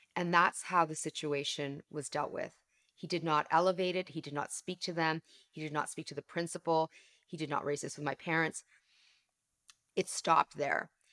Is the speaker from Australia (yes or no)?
no; Canada; accent: Canadian; my parents came to Canada, which is where I live, I'm Canadian